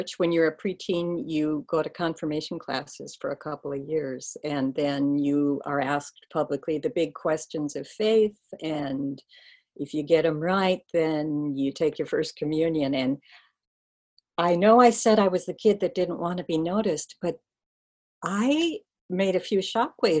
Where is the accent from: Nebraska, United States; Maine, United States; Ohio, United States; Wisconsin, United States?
Wisconsin, United States; Oconomowoc; born or raised there; also born or lived in Watertown, Wisconsin